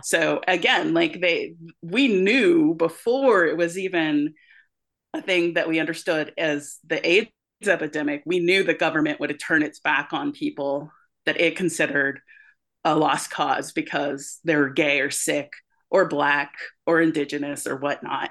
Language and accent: English; United States; we as American creators